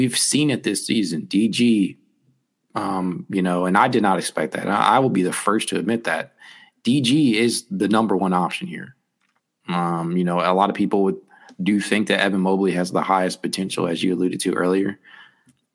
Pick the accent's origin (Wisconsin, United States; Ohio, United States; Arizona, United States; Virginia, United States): Ohio, United States; Dayton; I'm from Dayton. I'm a UD guy.